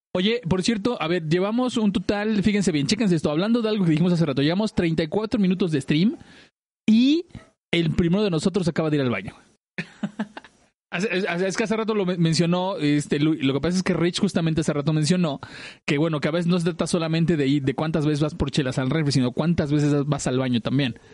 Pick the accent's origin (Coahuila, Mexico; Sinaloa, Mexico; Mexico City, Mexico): Mexico City, Mexico; Andrea y yo somos del oriente de Ciudad de México